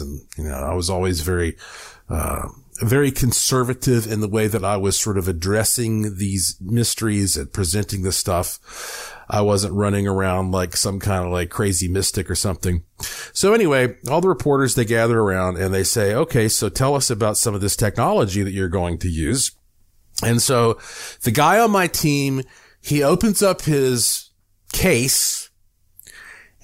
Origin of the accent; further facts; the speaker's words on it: Asheville, North Carolina, United States; moved away as an adult; now in Las Vegas, United States; my hometown of Asheville, North Carolina